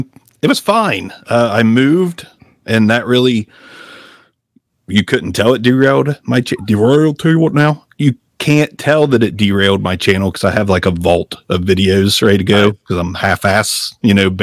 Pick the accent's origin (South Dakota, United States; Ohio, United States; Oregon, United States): Ohio, United States; I'm from Ohio